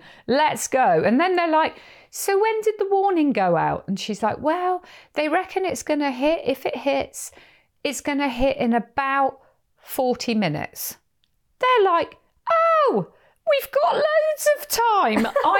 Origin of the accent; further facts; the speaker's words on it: Perranporth, South West England, United Kingdom; I know of a lot of Americans, when they hear I'm from Cornwall, they're like, have you ever heard of Doc Martin